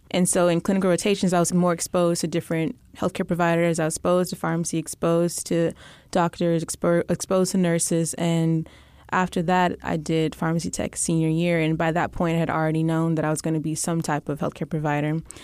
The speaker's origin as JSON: {"language": "English", "town": "Alief", "region": "Texas", "country": "United States", "tie": "born or raised there", "also_born_or_lived": "Austin, Texas", "lives_now": "Houston, United States", "said": "I'm from Ayleaf, Texas"}